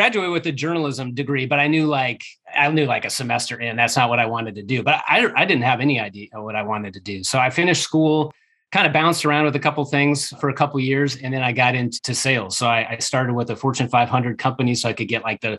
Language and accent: English; Omaha, Nebraska, United States; moved away as an adult; also born or lived in Kansas City area; now in Kansas City, United States; I grew up in Omaha, Nebraska.